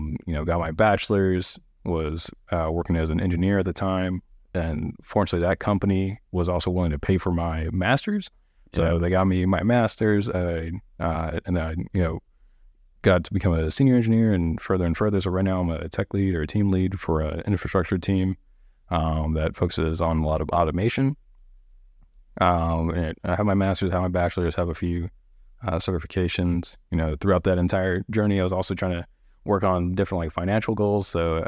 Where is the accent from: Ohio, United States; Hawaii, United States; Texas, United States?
Hawaii, United States; Honolulu; now in San Antonio, United States; I'm originally from Honolulu, Hawaii, born on the island of Oahu. My mom was active duty military.